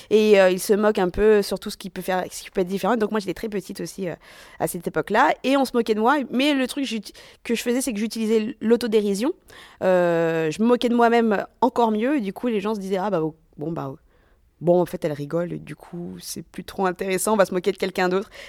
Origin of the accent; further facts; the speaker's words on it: Madagascar; now in Grenoble, France; Je fais jeune comme tous les malgaches. Et tu sais, quand t'es malgache, on sait pas trop d'où tu viens.